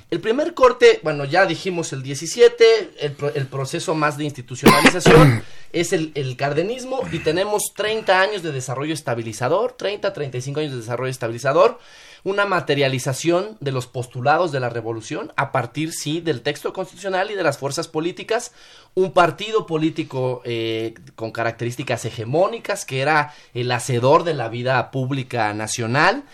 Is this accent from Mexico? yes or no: yes; Mexico